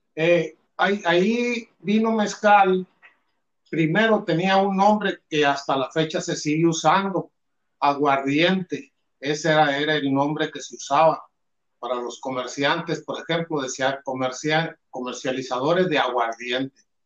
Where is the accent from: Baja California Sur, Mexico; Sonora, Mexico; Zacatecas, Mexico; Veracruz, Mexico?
Sonora, Mexico; Álamos; somos del sur de Sonora, de una región de Álamos